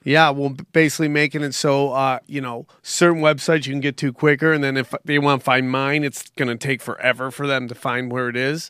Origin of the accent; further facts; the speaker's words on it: Cortland, New York, United States; moved away; I'm from Cortland, New York, which is is Pennsylvania and Cortland are same kind of country. You know what I'm saying? I got ton- I have tons of cows in my hometown